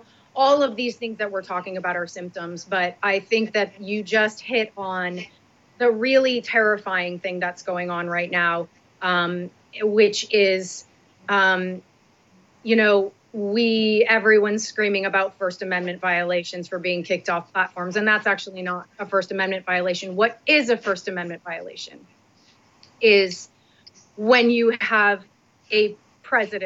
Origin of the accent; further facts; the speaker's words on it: Northeast, United States; I'm from the Northeast